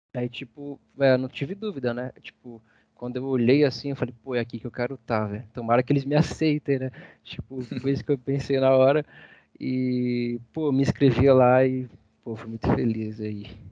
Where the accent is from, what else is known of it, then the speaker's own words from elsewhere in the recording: Barra Funda, São Paulo, Brazil; minha quebrada, né? Barra Funda, lugar que eu amo demais